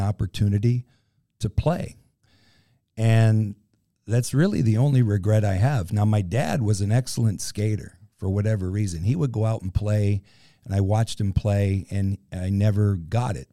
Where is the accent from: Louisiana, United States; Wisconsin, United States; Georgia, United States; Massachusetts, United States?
Massachusetts, United States; Western; I grew up in Western Massachusetts